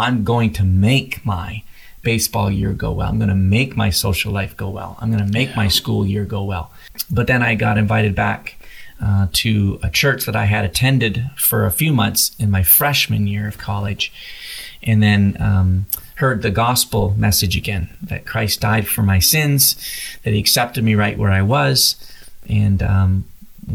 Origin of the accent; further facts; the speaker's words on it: Canada; moved away as an adult; now in United States; I'm from Canada originally. I came to play baseball in the United States